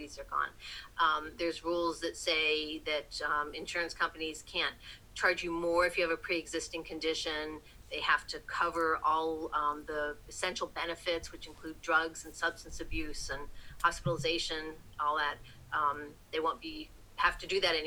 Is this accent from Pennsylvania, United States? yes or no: yes; Philadelphia suburbs, Pennsylvania, United States; moved away as an adult; also born or lived in New Jersey; now in Washington, United States; I grew up in the Philadelphia suburbs